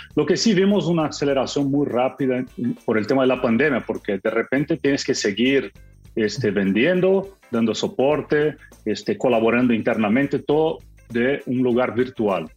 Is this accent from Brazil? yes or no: yes; Brazil; yo soy latino, también soy de Brasil